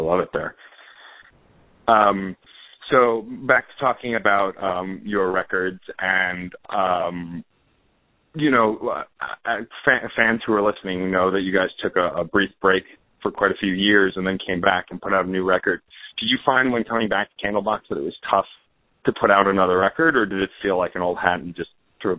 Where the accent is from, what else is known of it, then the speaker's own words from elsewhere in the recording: New York City, New York, United States; I'm from New York. It's where I live. And so I grew up going to that museum